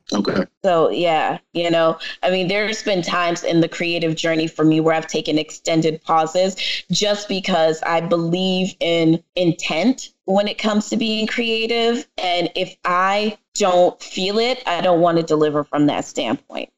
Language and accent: English; New York City, New York, United States; accent: New York; my parents, my family is Jamaican, and I am from the Bronx